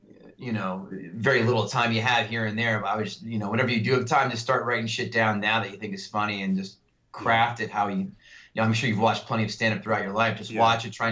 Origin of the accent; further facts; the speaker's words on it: New Jersey, United States; I'm from Jersey